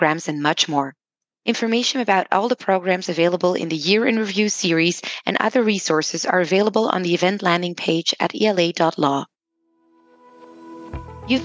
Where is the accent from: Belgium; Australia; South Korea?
Belgium; I'm from Belgium